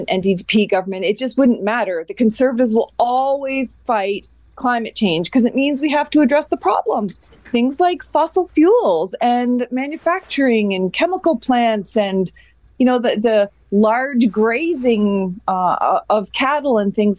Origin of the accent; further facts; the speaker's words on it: Atlantic Canada, Canada; I'm from Atlantic Canada.